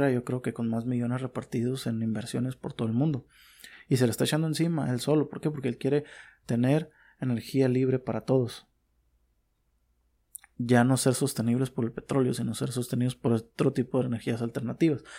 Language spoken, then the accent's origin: Spanish; Mexico; bueno, en mi país, por ejemplo, en México, eh, es una mafia prácticamente.